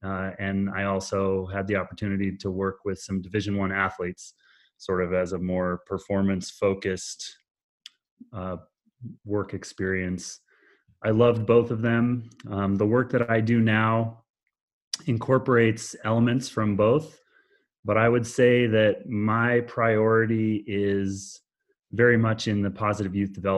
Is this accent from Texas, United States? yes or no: no; Oregon, United States; also born or lived in Boston, Massachusetts; when I was a really small child in Boston, which is where I actually was born, although I grew up in Oregon.